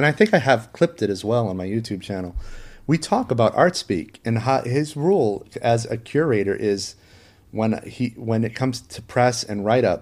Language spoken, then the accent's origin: English; Maine, United States; my hometown in Maine